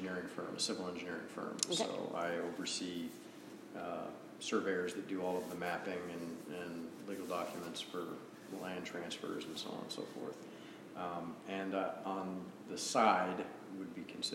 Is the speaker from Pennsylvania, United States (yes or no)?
no; Sheridan, Wyoming, United States; moved away; I'm originally from Sheridan, Wyoming. Small town in northern Wyoming